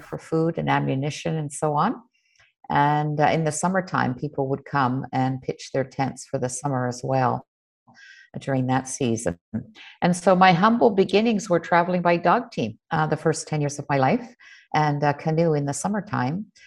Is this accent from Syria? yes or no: no; Nunavik, Ungava region, Quebec, Canada; I was born in Nunavik